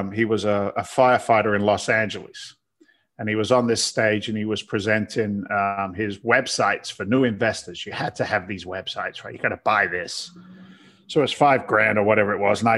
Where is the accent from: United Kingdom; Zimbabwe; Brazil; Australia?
United Kingdom; London; now in United States; I'm from London. Now I'm a firefighter